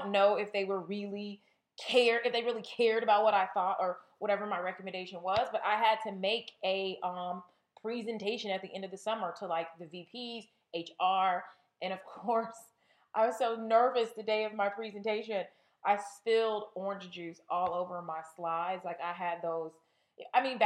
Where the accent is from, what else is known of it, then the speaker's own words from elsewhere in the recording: California, United States; moved away; I'm from California.